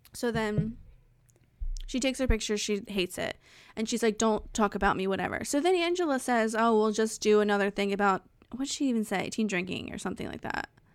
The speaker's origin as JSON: {"language": "English", "region": "New Jersey", "country": "United States", "said": "I'm from New Jersey"}